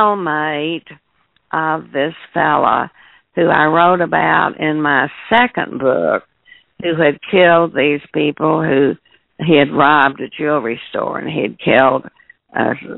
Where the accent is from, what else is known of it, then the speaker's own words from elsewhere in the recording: Crawford County, Arkansas, United States; now I'm from around here, and so, I mean, I grew up. I was born in Crawford County.